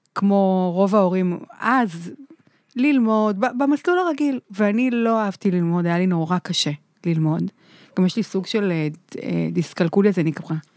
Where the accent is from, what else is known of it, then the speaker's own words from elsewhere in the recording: Holon, Tel Aviv District, Israel; גדלתי בחולון